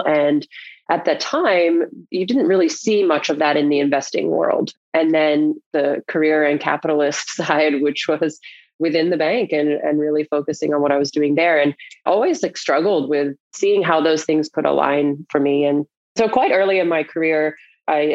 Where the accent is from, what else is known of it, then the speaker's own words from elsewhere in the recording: North Carolina, United States; I grew up in North Carolina